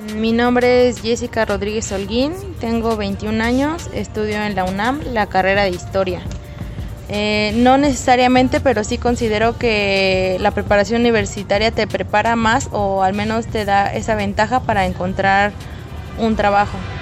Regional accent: Nicaragua; soy de Nicaragua

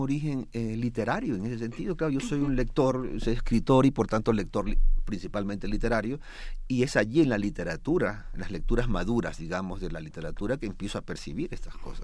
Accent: Ecuador; yo soy ecuatoriano

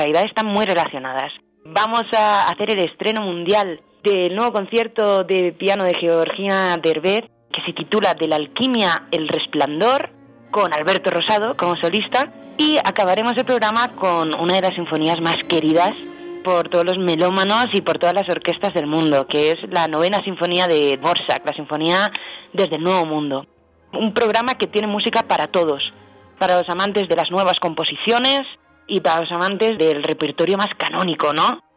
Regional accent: Spain; Vengo de España

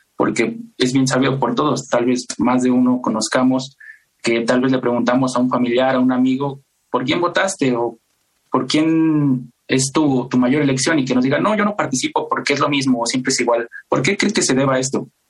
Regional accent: Mexico; como mexicanos

